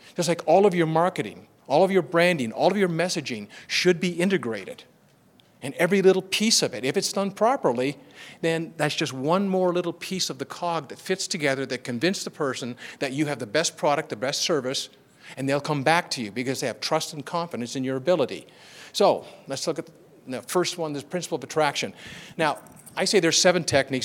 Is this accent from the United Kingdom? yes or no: no; Canada; I'm from Canada